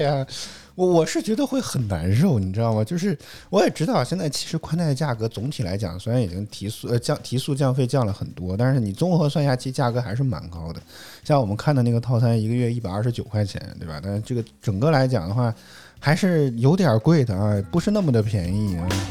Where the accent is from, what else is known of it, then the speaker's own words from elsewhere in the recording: Henan, China; accent: Henan dialect; 我们河南土话讲就不带紧